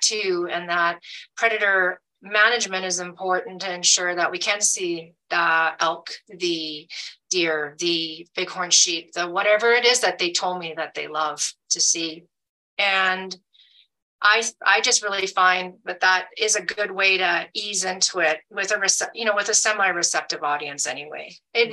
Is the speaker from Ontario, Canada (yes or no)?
no; Alberta, Canada; moved away as an adult; now in United States; I'm a Canadian, I, I've lived in the States now since 2019, but I lived, I grew up in Alberta